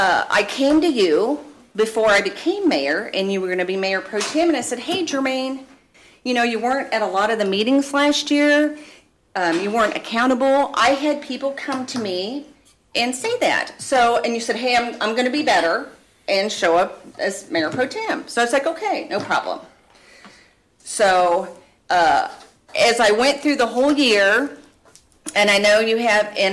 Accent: Leavenworth, United States; born and raised in Leavenworth

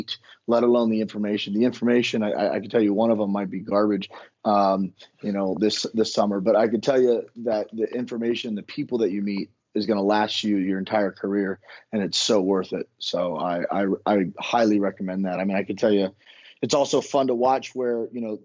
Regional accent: Miami, Florida, United States; moved away as an adult; now in Virginia, United States; born and raised in Miami. I grew up on the water and swam every day of my life

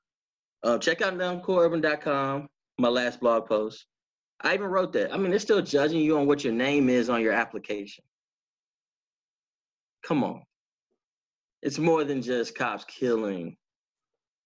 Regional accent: Dallas, Texas, United States; Oak Cliff, huh? I say, yeah, that's where I'm from

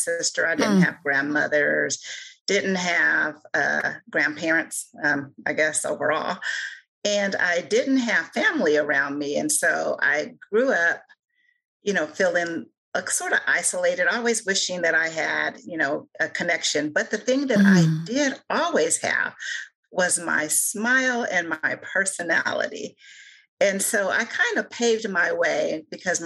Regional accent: Joliet, Illinois, United States; now in Kokomo, United States; As a young girl, because I grew up in Juliet

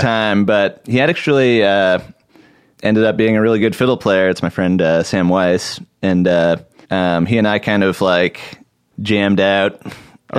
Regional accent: Portland, Oregon, United States; I grew up in Portland, Oregon

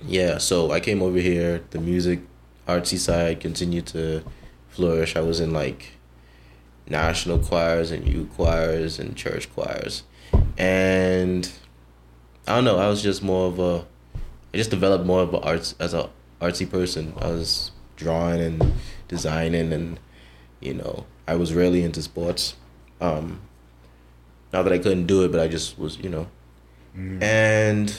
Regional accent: Bahamas; born or raised there; also born or lived in Miami-Dade, Florida, United States

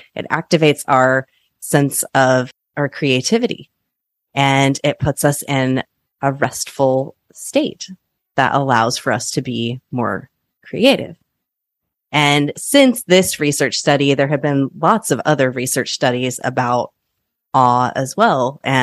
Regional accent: Kansas, United States; now in Oregon, United States; I grew up in Kansas where there are arguably some of the most gorgeous sunsets in the world.

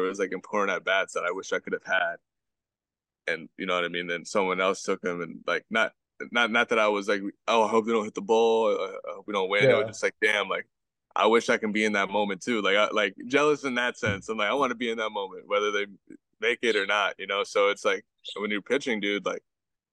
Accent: Belleville, New Jersey, United States; So I grew up in New Jersey, North Jersey to be specific. I grew up in this town right outside of North New Jersey, North. It's called Belleville

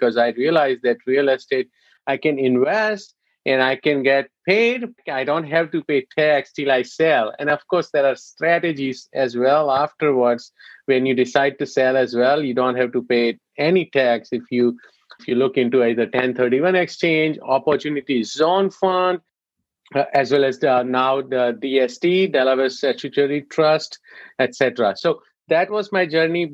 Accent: India; moved away; being an Indian

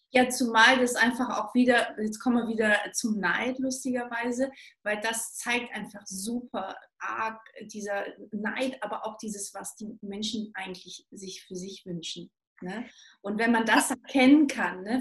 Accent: Stuttgart, Baden-Württemberg, Germany; moved away; Ich komme aus Stuttgart ursprünglich und ähm, Schwaberländle.

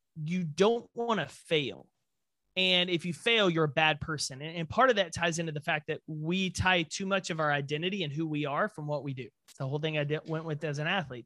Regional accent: Texas, United States; being a Texan

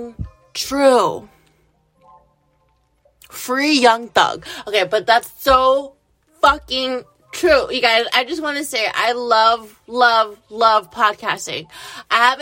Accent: United States; I'm an American

